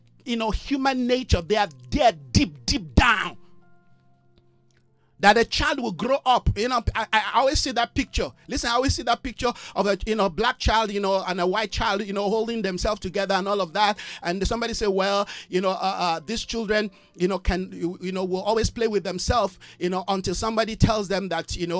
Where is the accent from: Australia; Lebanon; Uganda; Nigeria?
Nigeria; now in South Africa; I'm a bona fide Nigerian. I love my country